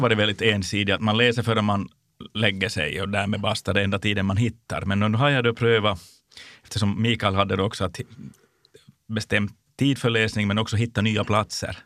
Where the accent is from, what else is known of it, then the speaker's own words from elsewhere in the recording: Jakobstad, Ostrobothnia, Finland; min hemstad, Jakobstad. under den tid när jag både var barn och ung